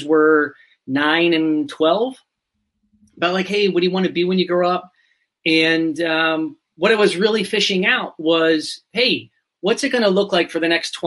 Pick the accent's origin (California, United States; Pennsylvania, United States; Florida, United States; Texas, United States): Pennsylvania, United States; moved away as an adult; now in Arizona, United States; I'm from Pennsylvania in the US. I spent 40 years there, maybe a little bit more than 40, and then recently moved to the desert in Arizona